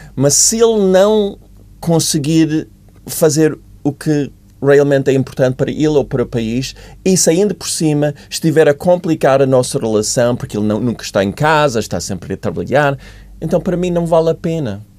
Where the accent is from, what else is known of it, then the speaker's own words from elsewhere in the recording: United States; Portuguese is a second language; moved away as an adult; also born or lived in Africa; now in Portugal; eu sou dos Estados Unidos